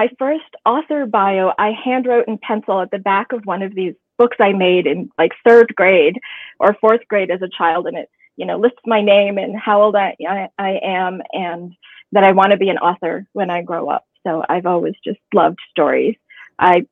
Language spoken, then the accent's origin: English; Ohio, United States; growing up in Ohio